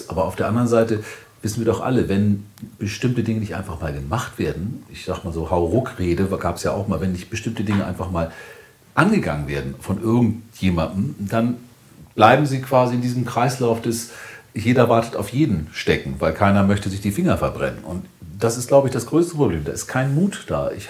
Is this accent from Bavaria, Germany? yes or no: no; Hamburg, Germany; du mich das als Hamburger? Ist schwierig